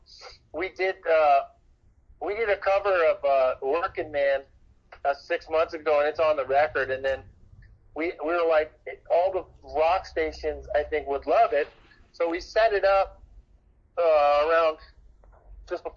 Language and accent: English; Hamilton, Ontario, Canada; I grew up in Hamilton, Ontario